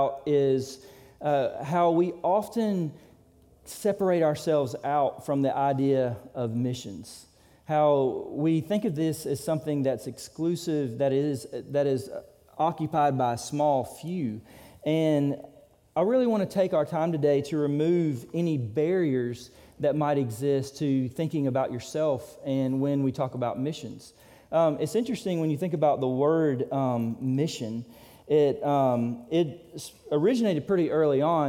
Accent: Bainbridge, United States; moved away as an adult; also born or lived in Brazil; I'm from Bainbridge, grew up at Grace Church

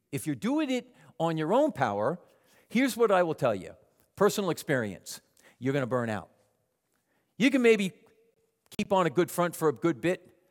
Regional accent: Long Island, New York, United States; moved away; my mother, me, and my three younger sisters on Long Island

